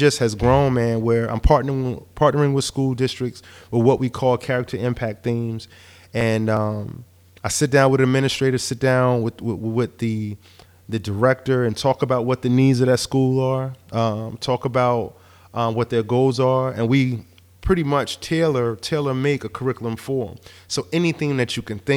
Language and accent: English; Newark, New Jersey, United States; also born or lived in East Orange, New Jersey; I'm from Newark, New Jersey, East Orange, Newark